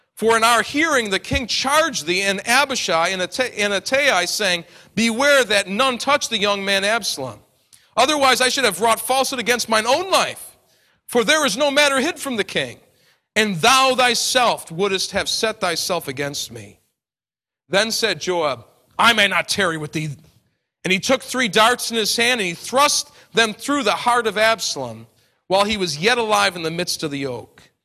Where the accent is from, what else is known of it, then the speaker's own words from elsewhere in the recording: United States; I'm American to a fault